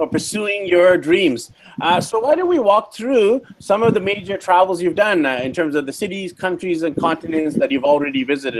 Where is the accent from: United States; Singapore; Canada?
Canada; Vancouver, British Columbia; And I'm actually Indian as well. My background is from the south of India, from Mangalore. And now, I was born and raised in Vancouver. I'm actually in Medellin, Colombia at the time of the interview.